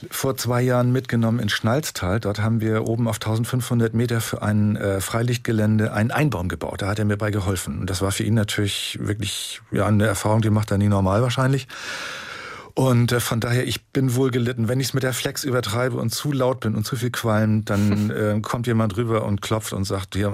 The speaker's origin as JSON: {"language": "German", "town": "Rendsburg", "region": "Schleswig-Holstein", "country": "Germany", "tie": "born or raised there", "lives_now": "Baden-Württemberg, Germany", "said": "ich habe, wie gesagt, oben nach dem Abitur äh, Tischler gelernt in meiner Heimat in Rendsburg"}